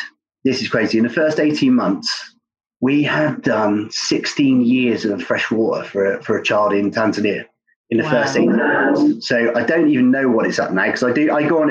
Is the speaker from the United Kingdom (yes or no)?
yes; Cornwall, South West England, United Kingdom; I grew up surfing in Cornwall